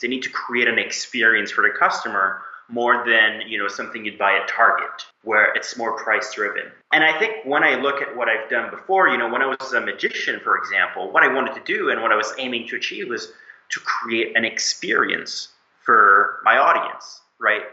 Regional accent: Moncton, New Brunswick, Canada; moved away as an adult; now in Montreal, Canada; I was born and lived most of my life in uh, Moncton, New Brunswick, way on the East Coast. Grew up among lobsters and seafood.

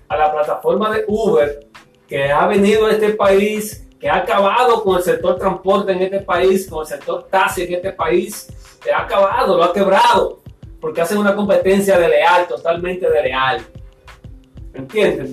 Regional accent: Dominican Republic; aquí en mi país, República Dominicana

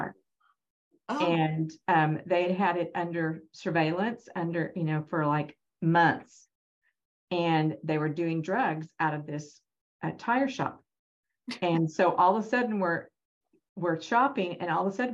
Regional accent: Norman, Oklahoma, United States; I'm from Norman, grew up in Norman, graduated from Norman High and University of Oklahoma

